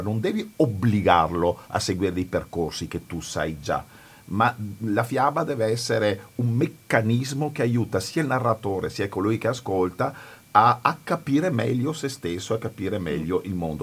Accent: Veneto, Italy; io sono veneto e sono nato in Veneto

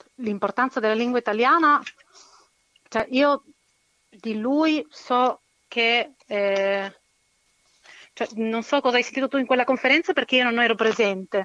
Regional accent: Chile; essendo cilena

